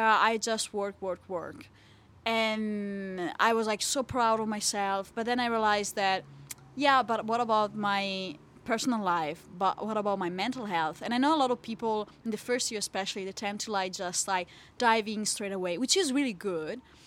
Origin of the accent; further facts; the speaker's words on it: Italy; moved away as an adult; now in Hobart, Australia; I'm from Italy